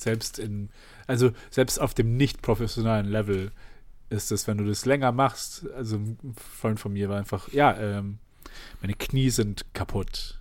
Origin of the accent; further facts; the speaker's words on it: Germany; ich bin halt in Deutschland aufgewachsen mit Leuten, die einfach normal Deutsch reden